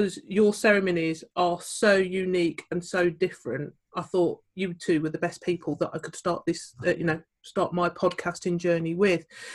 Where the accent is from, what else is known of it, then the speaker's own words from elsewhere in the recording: West Midlands, United Kingdom; all from the West Midlands area